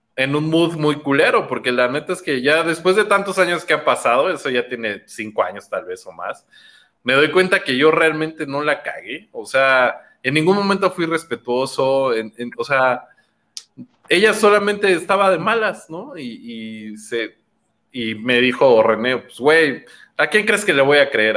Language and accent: Spanish; Mexico City, Mexico; yo nací en Iztapalapa